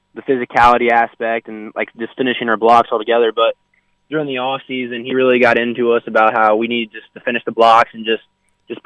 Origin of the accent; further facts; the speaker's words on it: Benson, Illinois, United States; moved away as an adult; also born or lived in Austin, Texas; now in St. Joseph, United States; I was born and raised in Austin, Texas. So I lived there for 7 years before I moved to Illinois.